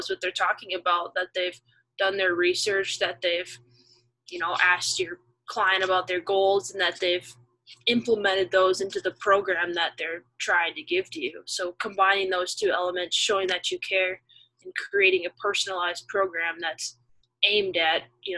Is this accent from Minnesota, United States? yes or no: yes; Minnesota, United States; moved away as an adult; also born or lived in Ohio; now in Pittsburgh, United States; I'm originally from Minnesota